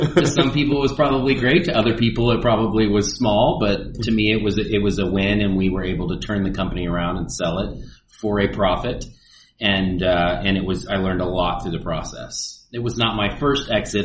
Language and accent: English; Dallas, Texas, United States; also born or lived in Nashville / New York / Los Angeles / Birmingham; I grew up in Dallas. I'm a native here